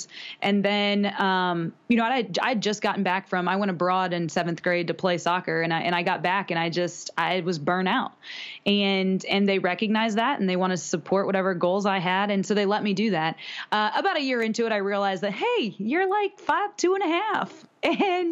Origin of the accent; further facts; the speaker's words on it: Montrose, United States; moved away as an adult; I moved back home and finished my junior and senior years in my hometown